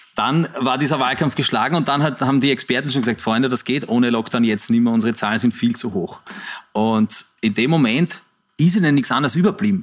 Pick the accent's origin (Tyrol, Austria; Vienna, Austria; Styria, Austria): Vienna, Austria; so bin ich aufgewachsen in der Zeit, wo der äh, Herr Heupel Bürgermeister war. Das ist so, so bin ich irgendwie in, in, dieser Stadt groß geworden